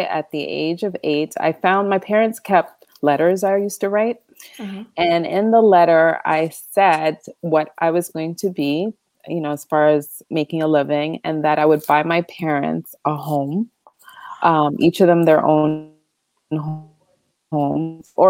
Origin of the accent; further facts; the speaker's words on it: Canada; Yeah, I mean, first gen, right? Parents, father's Trini, mom's guys